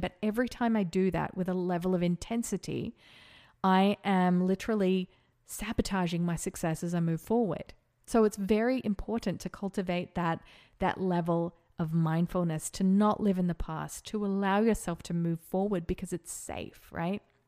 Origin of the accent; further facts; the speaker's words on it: Australia; now in Las Vegas, United States; I'm also an Australian living in Las Vegas